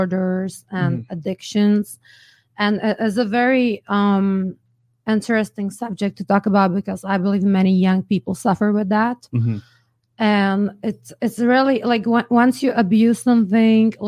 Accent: Czechia; also born or lived in London, Ontario, Canada; I was born in Czech Republic, raised in Canada, and we went back to Czech Republic

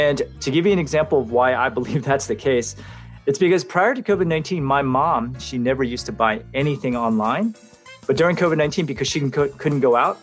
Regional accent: Santa Clara, California, United States; I'm from Santa Clara, California in the United States

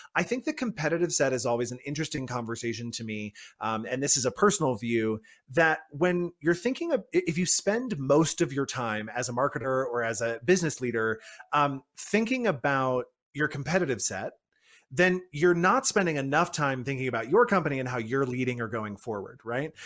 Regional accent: United States; I am based in the U S and I am an American myself

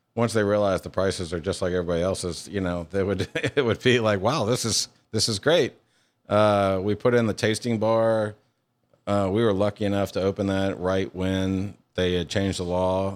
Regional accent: Louisiana, United States; moved away as an adult; also born or lived in Hawaii; now in Mississippi, United States; I was born in Hawaii and I grew up in Louisiana. And I, I was there from like seven to eighteen

